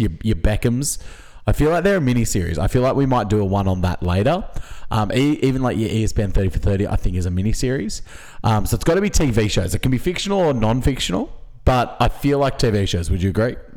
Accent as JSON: {"language": "English", "country": "Australia", "said": "as an Australian sports fan"}